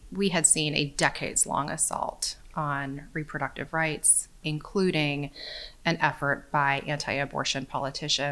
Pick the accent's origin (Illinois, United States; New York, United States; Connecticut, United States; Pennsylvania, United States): New York, United States; also born or lived in Orlando, Florida; now in Central Coast, California, United States; I grew up in New York, where I had access to Planned Parenthood